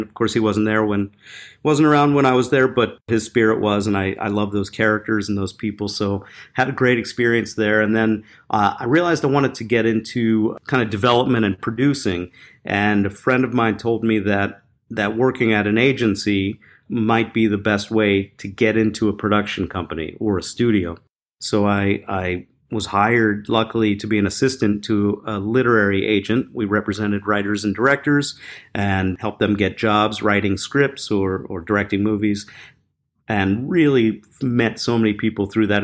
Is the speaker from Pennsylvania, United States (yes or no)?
yes; Philadelphia, Pennsylvania, United States; I grew up in Philadelphia